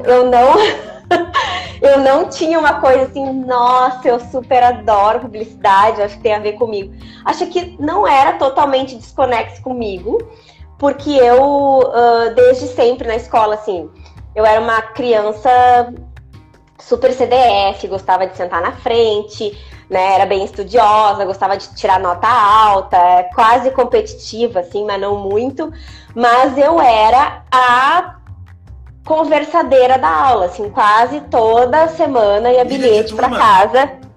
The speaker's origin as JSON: {"language": "Portuguese", "area": "Gaúcha", "region": "Rio Grande do Sul", "country": "Brazil", "moved": "as an adult", "lives_now": "Mogi, Brazil", "said": "eu sou gaúcha, tô expatriada aqui em Mogi"}